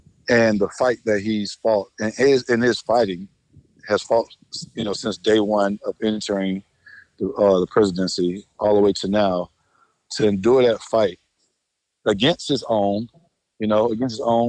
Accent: Atlanta, Georgia, United States

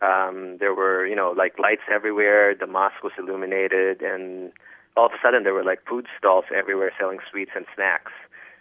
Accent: United States; which to me as an American, I was thinking, you know, Ramadan was this purely somber and solemn and austere occasion

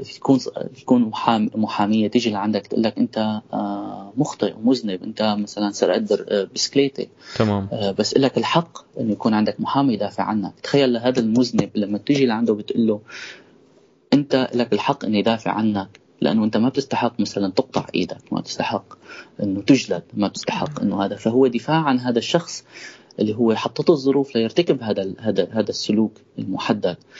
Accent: countryside between Idlib and Aleppo, Idlib Governorate, Syria; انا ولدت بالريف مشترك بين ادلب وحلب

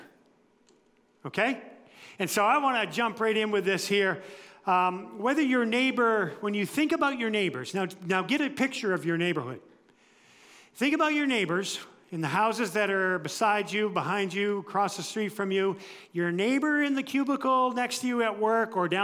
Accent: United States; I was born and raised in the United States

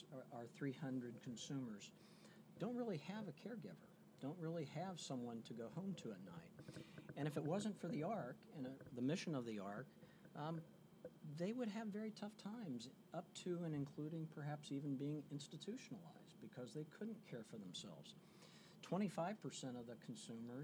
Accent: Midwest, United States; moved away as an adult; I hail from the Midwest originally

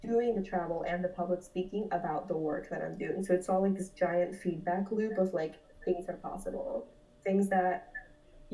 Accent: North Broward County, Florida, United States; also born or lived in Lima, Peru; I was raised by a single mom in North Broward County, which is about 45 minutes north of Miami

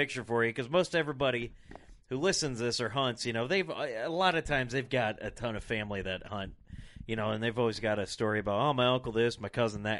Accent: Rock Island, Illinois, United States; I was born and raised in Rock Island, Illinois

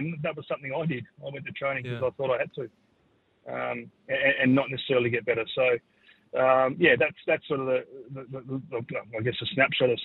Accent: Sydney, New South Wales, Australia; now in Adelaide, Australia; I was born in Sydney

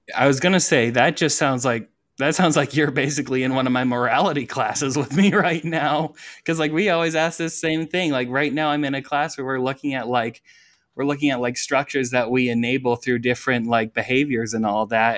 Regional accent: Iowa, United States; I'm from Iowa

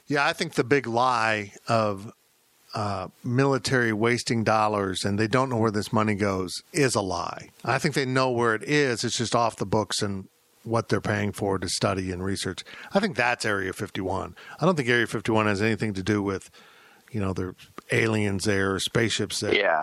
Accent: Salina, Kansas, United States; now in Manhattan, Kansas, United States; my hometown of Salina

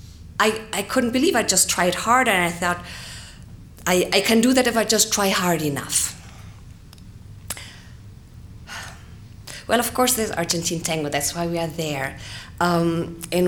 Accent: Germany; I'm from Germany

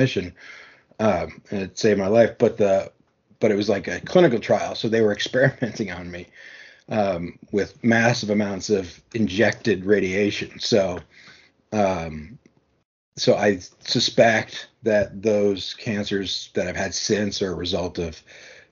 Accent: New York, United States; I'm from New York.

